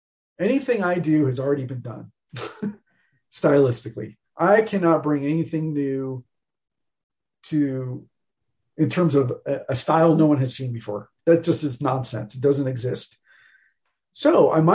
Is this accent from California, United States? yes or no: yes; Bay Area, California, United States; growing up in the Bay Area